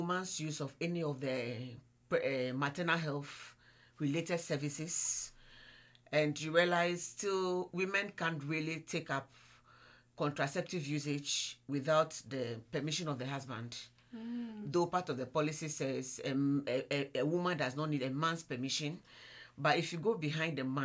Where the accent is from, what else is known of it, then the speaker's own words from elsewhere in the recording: Ghana; from Ghana